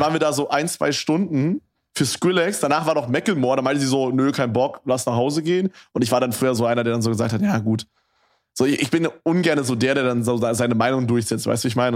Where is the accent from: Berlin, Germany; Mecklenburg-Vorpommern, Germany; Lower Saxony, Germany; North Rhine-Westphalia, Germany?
Berlin, Germany; bei uns in Berlin